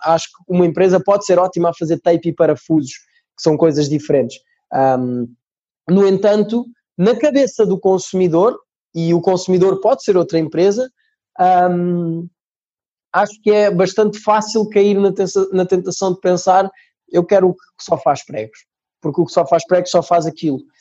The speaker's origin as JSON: {"language": "Portuguese", "country": "Portugal", "also_born_or_lived": "Brazil", "accent": "Portuguese (also Brazilian at home)", "said": "Vou, vou tentar manter-me fiel aqui ao sotaque português"}